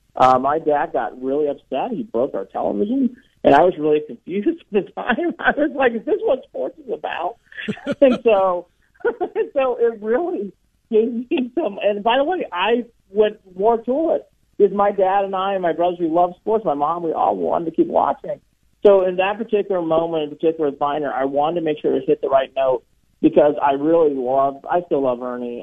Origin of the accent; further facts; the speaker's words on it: Cleveland, Ohio, United States; moved away; I told him I was from Cleveland, and I like the Cleveland team.